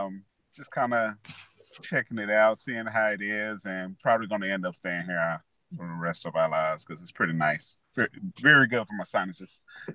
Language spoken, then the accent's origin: English; Lancaster, Texas, United States; moved away as an adult; now in Houston, United States; I actually was born and raised in Lancaster, Texas.